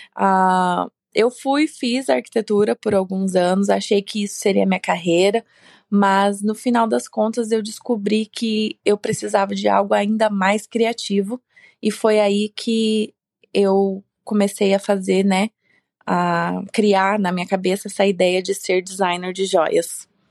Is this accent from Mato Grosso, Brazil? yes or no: yes; Sorriso, Mato Grosso, Brazil; moved away as an adult; now in United States; eu nasci numa cidade bem pequena do Brasil, lá no interior, é uma cidade chamada Sorriso, no estado de Mato Grosso. E pelo menos na minha região, eu cresci rodeada com fazendas